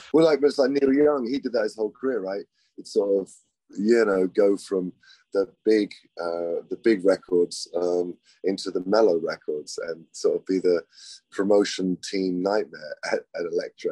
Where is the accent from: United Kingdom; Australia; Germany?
United Kingdom; England; I'm English